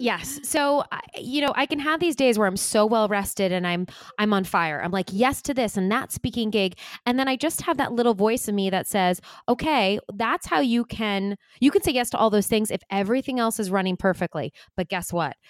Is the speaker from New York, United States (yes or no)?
yes; Long Island, New York, United States; now in New York City, United States; I grew up on Long Island